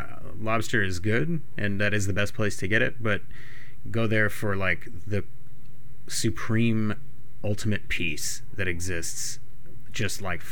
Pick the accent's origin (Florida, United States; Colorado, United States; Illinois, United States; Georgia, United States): Colorado, United States; Fort Collins; also born or lived in Pennsylvania; I am from Colorado. I was born in Fort Collins.